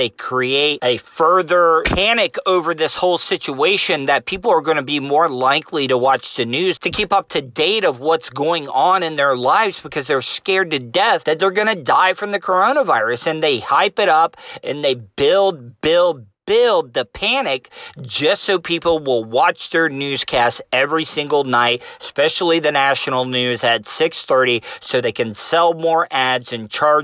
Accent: Volusia County, Florida, United States; being a Southerner living in Volusia County in Florida all my life

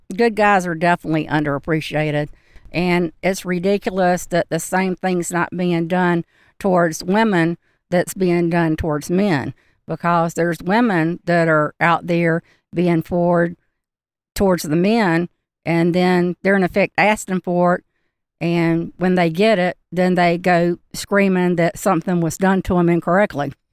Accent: Macon, Georgia, United States; moved away; also born or lived in Charlotte, North Carolina / Blue Ridge Mountains; I grew up in Macon, Georgia

